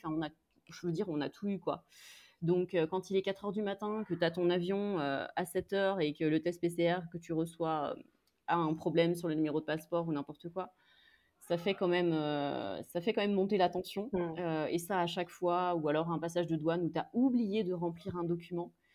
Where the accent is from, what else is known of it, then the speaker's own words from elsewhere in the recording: France; moved away as an adult; now in Brazil; On est quatre, on est français, on est blanc